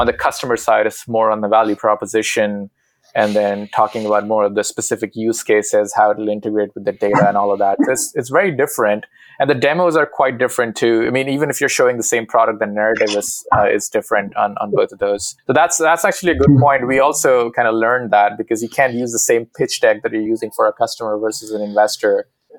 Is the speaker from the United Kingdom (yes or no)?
no; India; Where do I start? Yeah, so going to IIT is like sort of living your parents' dream.